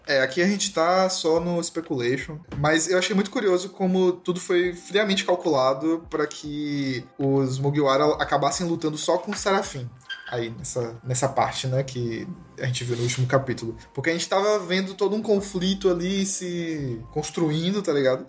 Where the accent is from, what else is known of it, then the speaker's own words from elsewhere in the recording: Salvador, Bahia, Brazil; nós três aqui somos baianos, soteropolitanos